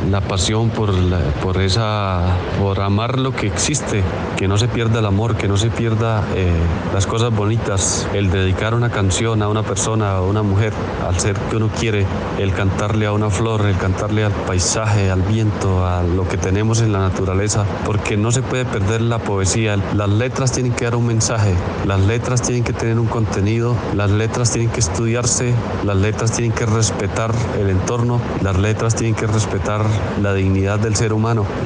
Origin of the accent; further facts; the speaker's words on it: California, Santander, Colombia; also born or lived in Cucutilla; mi madre nacía en el municipio de Suratá, mi padre en el municipio de Charta. Yo nací en el municipio de Cocutilla, pero, pero fue porque mi padre hizo un viaje a esas tierras y allá eh, nací yo, pero yo me considero californiano porque a los dos años volvimos a California